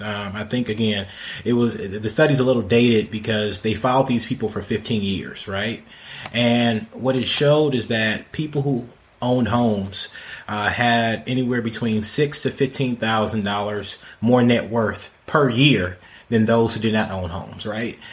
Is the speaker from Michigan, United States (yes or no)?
yes; Detroit, Michigan, United States; now in Atlanta, United States; I grew up in Detroit